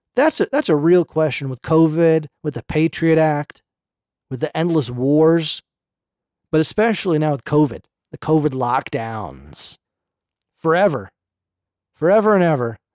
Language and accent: English; Berkeley, California, United States; I grew up in Berkeley